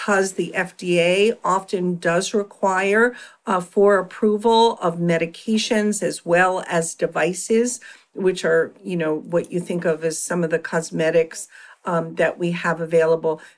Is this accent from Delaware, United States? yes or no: no; Philadelphia, Pennsylvania, United States; I had a solo private practice for many years in my hometown of Philadelphia